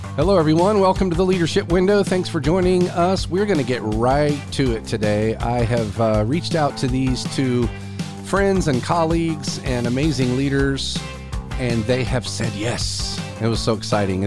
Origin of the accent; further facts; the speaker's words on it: South Carolina, United States; here in my home state of South Carolina